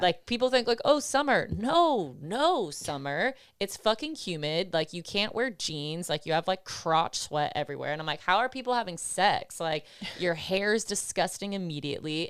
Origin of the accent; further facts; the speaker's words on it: Buffalo, New York, United States; I'm from Buffalo